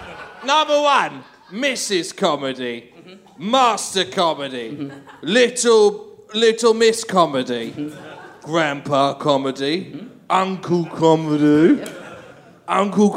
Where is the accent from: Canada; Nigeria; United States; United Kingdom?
United Kingdom; England; I'm English!